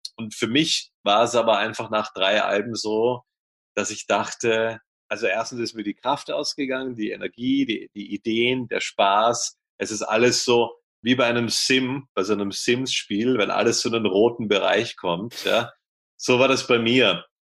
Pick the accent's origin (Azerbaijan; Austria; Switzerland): Austria; Vienna; ich komme aus Wien